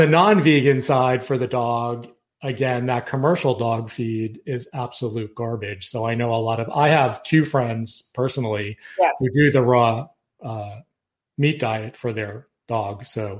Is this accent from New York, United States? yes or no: yes; Yonkers, New York, United States; I'm from Yonkers.